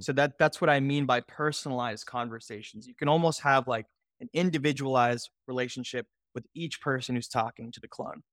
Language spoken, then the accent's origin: English; Houston, Texas, United States; I'm originally from Houston, Texas